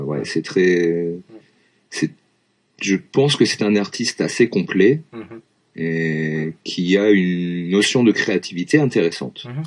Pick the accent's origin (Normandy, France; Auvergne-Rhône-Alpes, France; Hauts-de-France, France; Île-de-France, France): Auvergne-Rhône-Alpes, France; Lyon; moved away as an adult; also born or lived in Vienne, France; now in Japan; je suis originaire de Lyon